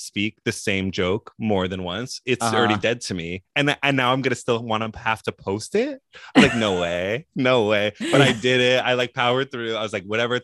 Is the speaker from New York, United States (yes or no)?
yes; New York, United States; moved away as an adult; also born or lived in Los Angeles; now in North Carolina, United States; I'm from New York